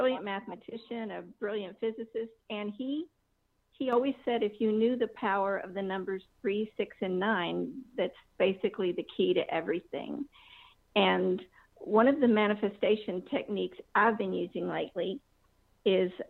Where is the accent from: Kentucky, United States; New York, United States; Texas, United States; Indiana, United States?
Kentucky, United States; now in Woodstock, Georgia, United States; I'm originally from Kentucky